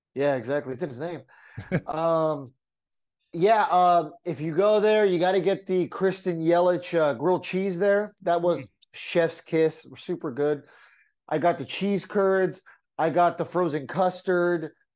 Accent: San Diego, California, United States; growing up in San Diego

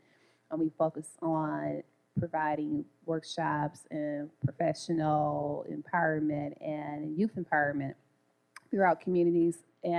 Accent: Detroit, Michigan, United States; I am from Detroit

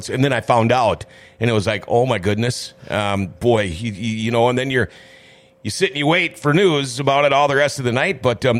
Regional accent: Minnesota, United States; born and raised in Minnesota, I have spent maybe a total of 5 years of my 58 years not being a Minnesota resident. Maybe 8 years.

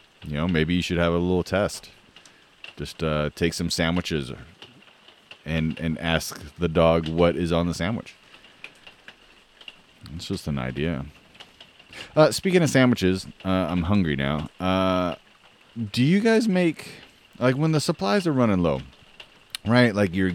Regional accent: the Northwest, Pacific Northwest, United States; I'm from the Northwest

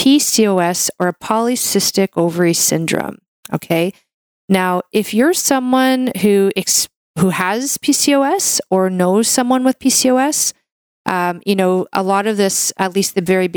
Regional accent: Canada; I'm a Canadian medical doctor

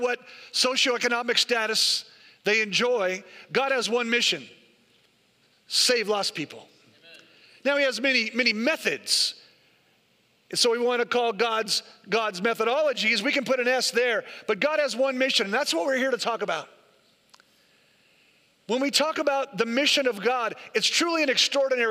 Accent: the Bay Area, California, United States; I'm from the Bay Area

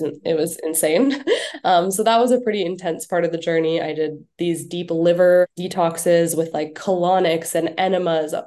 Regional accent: Canada; moved away as an adult; also born or lived in Bali / Winnipeg; I'm too Canadian for that weather

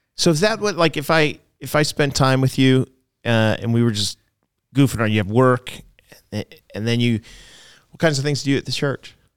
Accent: Boston, Massachusetts, United States; I was born in Boston

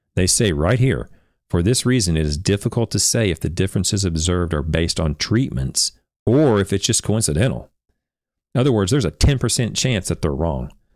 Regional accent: Oklahoma, United States; I'm from Oklahoma, and, and I'm from a little town in Oklahoma that no one's even heard

